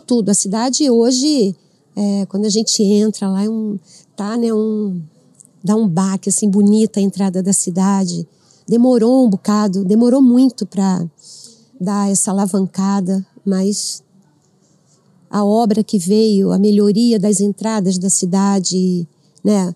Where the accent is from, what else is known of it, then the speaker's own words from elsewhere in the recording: Rio de Janeiro, Brazil; moved away as an adult; now in Avaré, Brazil; Eu sou do Rio